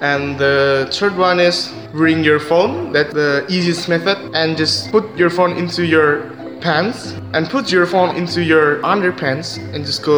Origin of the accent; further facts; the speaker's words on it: Indonesia; English is a second language; I'm from Indonesia. I will talk about how Indonesian people cheat on their exam.